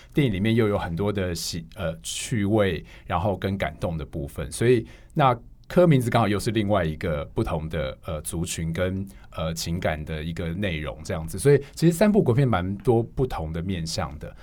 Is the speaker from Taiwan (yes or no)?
yes; Hualien, Hualien County, Taiwan; moved away; 因为我是花莲人，然后我们上礼拜回花莲